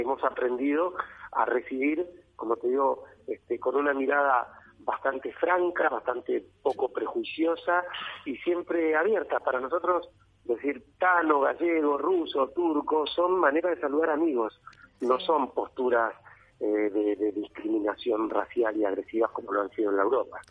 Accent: Argentina; nosotros los argentinos

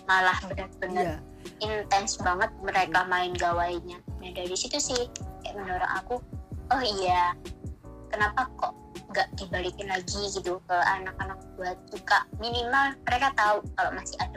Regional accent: Gresik, East Java, Indonesia; desa kan aku asal gersik nih hmm, Gresik. desanya iya. itu di desa Mojo Tengah

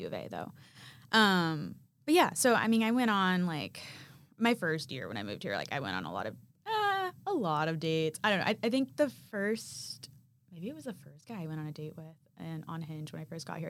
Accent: Arkansas, United States; moved away as an adult; now in Nashville, United States; I'm from Arkansas

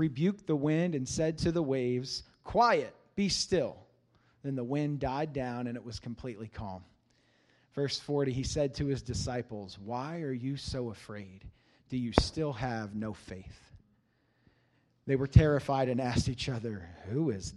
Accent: Cincinnati, Ohio, United States; I grew up in Cincinnati, Ohio.

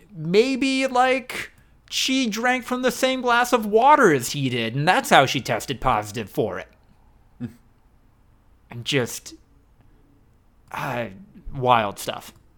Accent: United States; the Fox River that went through my hometown

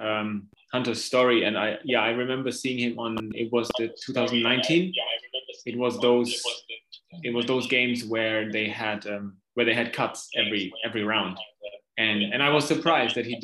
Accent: Germany; now in Asia; I'm from Germany

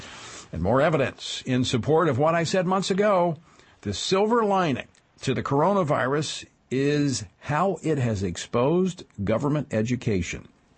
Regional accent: Central, Louisiana, United States; moved away as an adult; now in Washington, United States; That's back in my home area, reaching greater Baton Rouge area, including my hometown of Central.

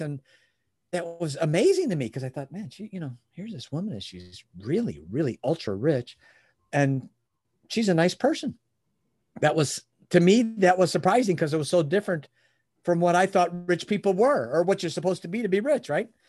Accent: Chicago, Illinois, United States; moved away as an adult; now in Michigan, United States; I was born in Chicago. Um, uh, I'm in Michigan now, but, but the first thirty years of my life, I was in Illinois

